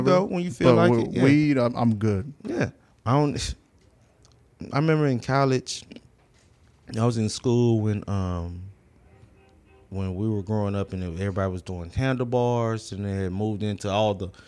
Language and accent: English; Houston, Texas, United States; I grew up in the Southwest.